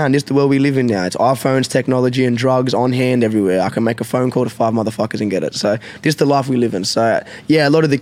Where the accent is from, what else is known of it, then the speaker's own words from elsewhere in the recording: Australia; I'm a 20-something-year-old male, and I'm from Australia